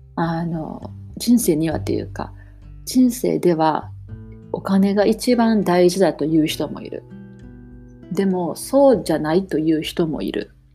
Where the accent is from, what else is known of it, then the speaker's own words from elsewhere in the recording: Japan; moved away as an adult; now in Toronto, Canada; 私もね、日本で生まれ育ってるし